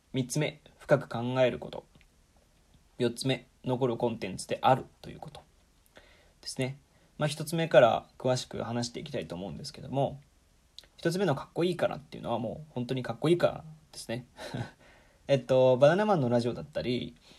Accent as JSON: {"language": "Japanese", "town": "Nagoya", "region": "Aichi", "country": "Japan", "tie": "born or raised there", "moved": "yes", "said": "僕は愛知県の名古屋市出身"}